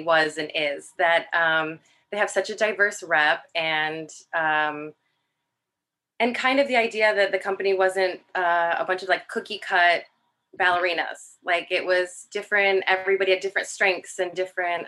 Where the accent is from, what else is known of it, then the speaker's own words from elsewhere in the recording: Rockford, Illinois, United States; moved away as an adult; I'm originally from Rockford, Illinois, not far from Chicago, and I started my dance training there.